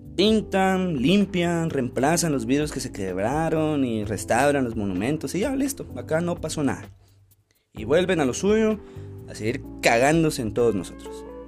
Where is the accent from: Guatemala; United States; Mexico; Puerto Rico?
Guatemala; como guatemaltecos